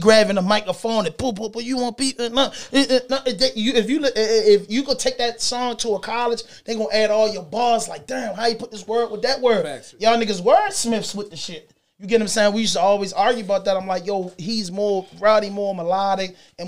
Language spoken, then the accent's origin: English; Baltimore, Maryland, United States; I'm from Park Heights, Lily Heights